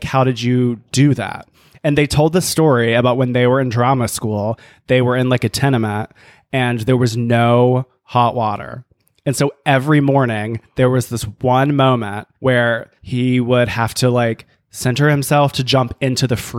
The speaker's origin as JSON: {"language": "English", "region": "the South", "country": "United States", "tie": "born or raised there", "said": "growing up gay in the South"}